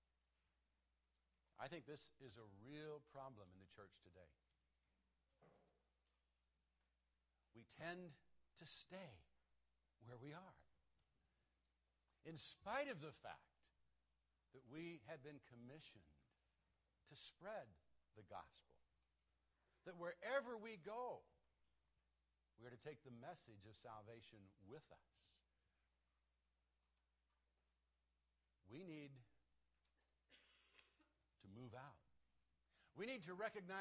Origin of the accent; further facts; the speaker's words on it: United States; as American Christians